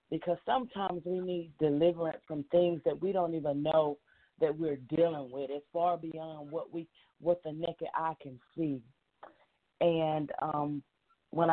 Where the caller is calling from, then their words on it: Monroe, Georgia, United States; I'm calling from Monroe, Georgia.